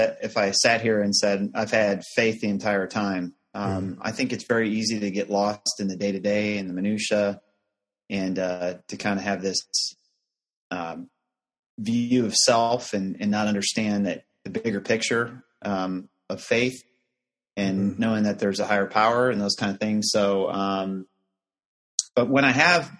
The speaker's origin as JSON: {"language": "English", "town": "Chicago", "region": "Illinois", "country": "United States", "tie": "born or raised there", "also_born_or_lived": "Houston, Texas", "moved": "as an adult", "said": "originally grew up in the Chicagoland area"}